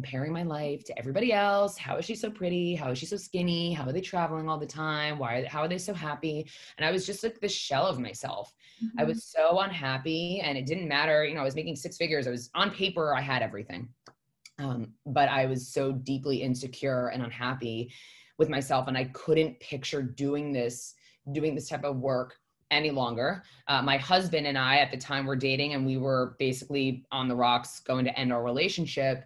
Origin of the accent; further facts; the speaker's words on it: New York, United States; So I am born and raised in New York.